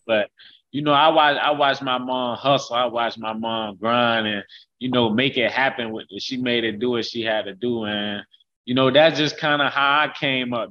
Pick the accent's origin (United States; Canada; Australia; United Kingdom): United States; Haines City, Florida; I'm from from Haines City, Florida, and that's that's where I call my hometown, Haines City, Florida. That's where I grew up.